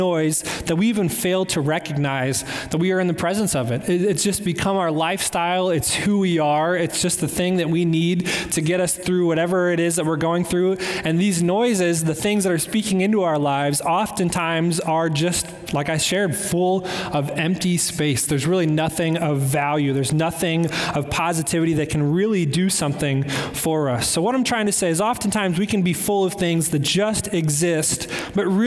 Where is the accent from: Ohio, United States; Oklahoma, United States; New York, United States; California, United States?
Ohio, United States; Cleveland; I'm from Cleveland